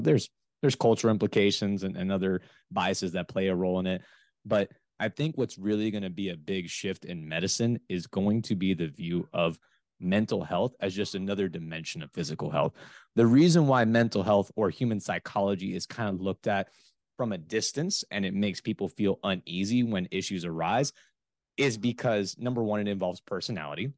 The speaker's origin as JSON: {"language": "English", "region": "South Florida", "country": "United States", "also_born_or_lived": "West Lafayette, Indiana", "moved": "as an adult", "said": "I am originally from the South Florida area"}